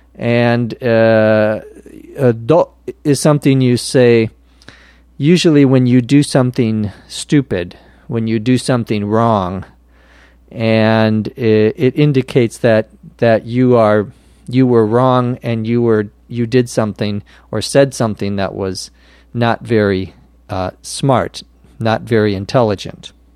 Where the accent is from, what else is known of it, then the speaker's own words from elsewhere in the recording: Minnesota, United States; now in Los Angeles, United States; the state of Minnesota, my home state where I was born